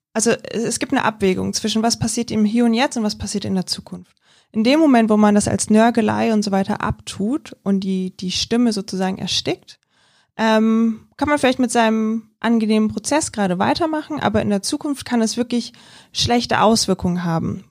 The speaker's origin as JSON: {"language": "German", "country": "Germany", "said": "bei uns in Deutschland"}